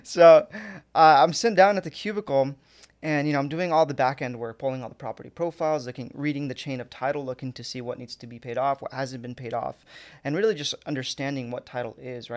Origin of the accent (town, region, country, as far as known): Fountain Valley, California, United States; born or raised there; also born or lived in Anaheim / Santa Ana